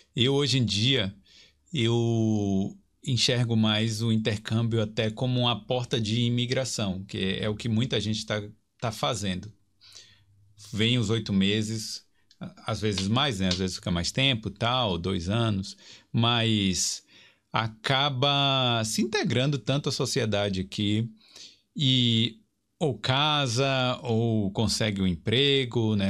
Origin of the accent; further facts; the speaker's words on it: Brazil; moved away as an adult; now in Ireland; vim do Brasil